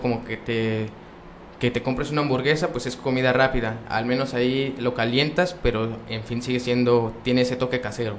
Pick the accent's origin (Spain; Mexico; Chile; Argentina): Mexico; Vicente Guerrero, Durango; yo soy de Vicente Guerrero, está aquí aproximadamente a una hora y media